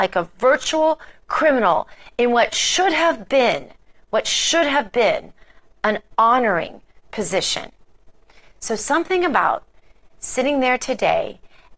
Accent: the Ozarks, United States; now in Palm Beach, United States; I'm from the Ozarks, an Ozarks girl, and I still think of myself very much that way

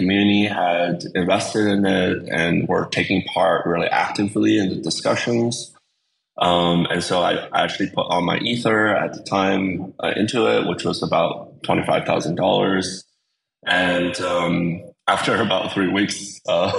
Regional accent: Windsor, Ontario, Canada; also born or lived in China / United Kingdom; I went to grade school in Canada and I, grew up there

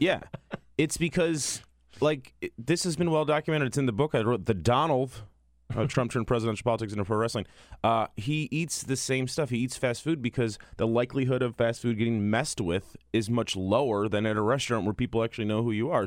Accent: Chicago, Illinois, United States; I'm from Chicago.

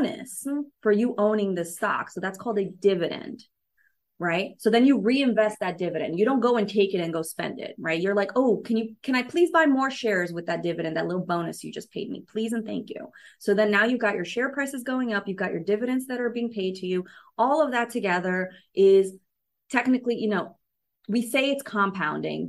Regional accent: New York, United States; I'm a city girl. I grew up in New York, you know, I lived in New York City for 15 years

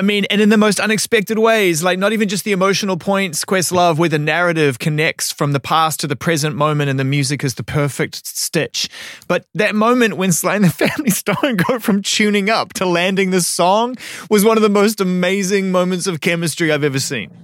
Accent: Auckland, New Zealand; As a young music fan growing up in Auckland, New Zealand

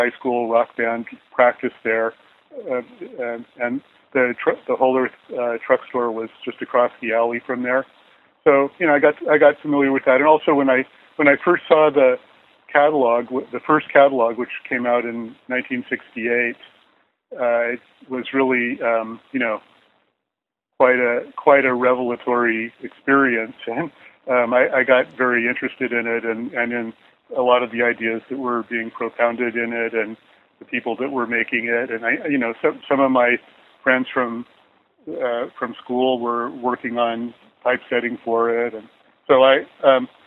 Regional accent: Menlo Park, California, United States; also born or lived in Seattle / Los Angeles; I grew up in Menlo Park. That's where we moved when I was about 10 years old, and we stayed there till I moved off to college.

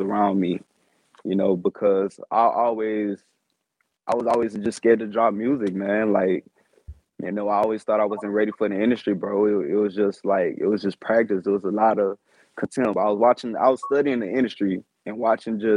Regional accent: Louisiana, United States

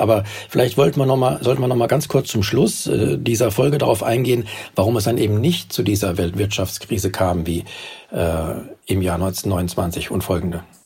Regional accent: Germany; bei uns in Deutschland

